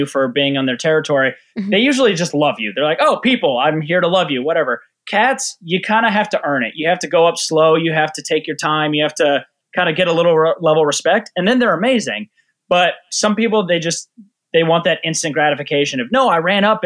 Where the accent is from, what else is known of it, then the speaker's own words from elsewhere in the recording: right outside of Boulder, Colorado, United States; I grew up in, right outside of Boulder, Colorado